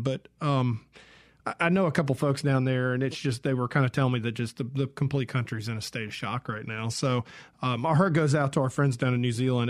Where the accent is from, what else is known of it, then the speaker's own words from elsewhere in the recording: Georgia, United States; I grew up in Georgia, for instance, in a completely different music scene over there